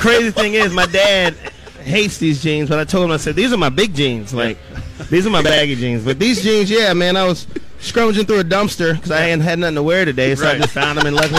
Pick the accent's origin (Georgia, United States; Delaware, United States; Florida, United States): Delaware, United States; Milton; Now I'm from Milton, Delaware.